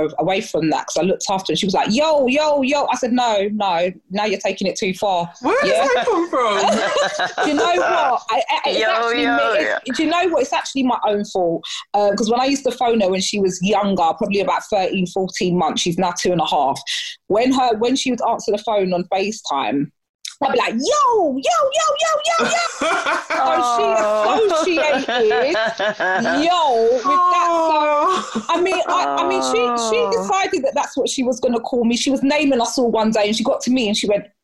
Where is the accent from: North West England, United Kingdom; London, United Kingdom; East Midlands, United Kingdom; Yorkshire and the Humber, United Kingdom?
London, United Kingdom; I am from South East London, Lewisham